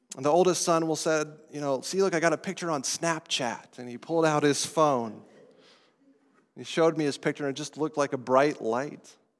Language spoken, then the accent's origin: English; Estes Park, Colorado, United States; accent: non-New Englander; now in New England, United States; I'm from Colorado. from the mountains of Colorado, a little town called Estes Park